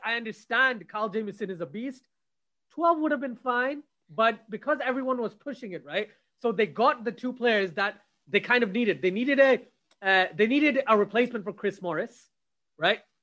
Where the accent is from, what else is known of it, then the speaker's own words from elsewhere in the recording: Pakistan; I'm Pakistani